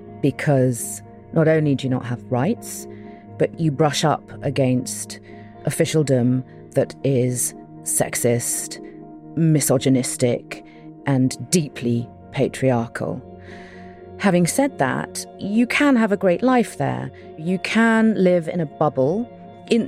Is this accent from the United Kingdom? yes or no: yes; United Kingdom; I'm …, and I'm a British-Iranian journalist, documentary maker, and author.